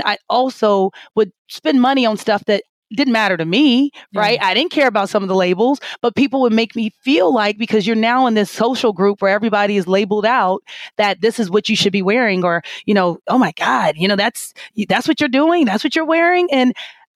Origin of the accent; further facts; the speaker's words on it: Kansas City, Missouri, United States; I am from Kansas City, Missouri, right? And I am kind of like typical Midwest girl